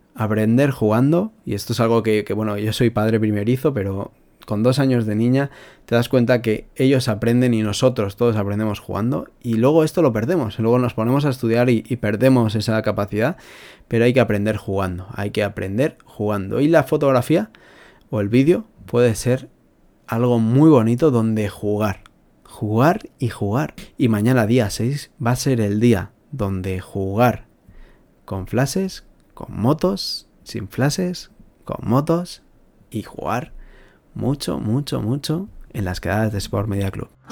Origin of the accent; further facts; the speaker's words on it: Spain; somos españoles, somos latinos